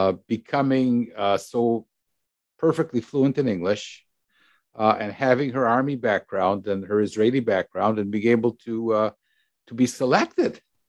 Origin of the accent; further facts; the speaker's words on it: Canada; I'm from Canada. What are underoos?